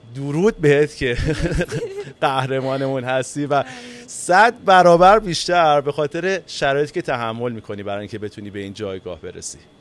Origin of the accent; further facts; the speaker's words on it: Iran; به عنوان یک ایرانی